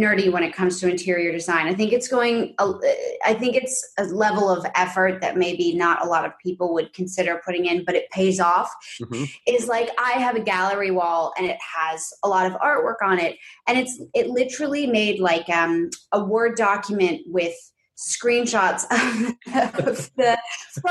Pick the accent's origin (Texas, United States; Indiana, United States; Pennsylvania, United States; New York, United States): New York, United States; New York City; moved away as an adult; now in Los Angeles, United States; I grew up predominantly in this like big pre-war quintessential like Upper West Side apartment